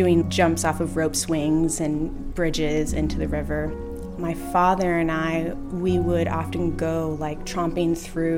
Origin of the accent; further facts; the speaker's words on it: Snoqualmie Valley, Washington, United States; I grew up in the Snoqualmie Valley